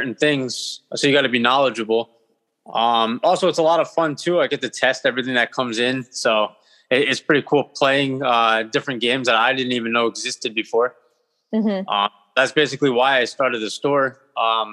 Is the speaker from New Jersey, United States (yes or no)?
yes; Hawthorne, New Jersey, United States; now in Bloomfield, United States; originally I was from Hawthorne, and then I live in Bloomfield at the moment.